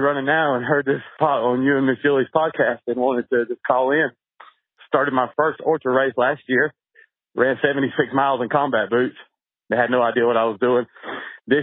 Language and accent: English; North Carolina, United States; also born or lived in Asheville; To make a long story short, I was born and raised in Eastern North Carolina. My whole family were farmers. They sold out to factory farming. I moved to Asheville, North Carolina.